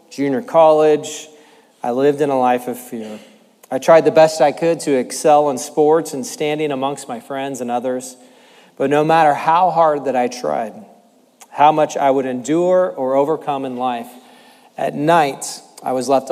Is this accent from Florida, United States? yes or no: no; Tracy, California, United States; also born or lived in Manteca, California; I grew up in Tracy and Manteca with three sisters